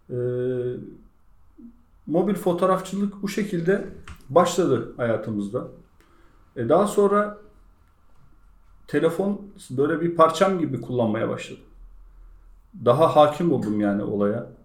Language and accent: Turkish; Bigadiç, Balıkesir, Turkey; 1983 Bigaliç Balıkesir doğumluyum.